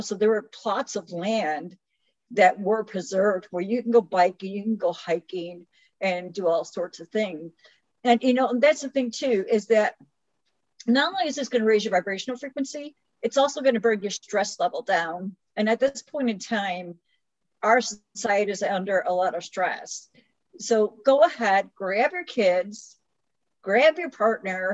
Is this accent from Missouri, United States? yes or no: no; Chicago, Illinois, United States; now in Louisiana, United States; I lived in Chicago, was born and raised in Chicago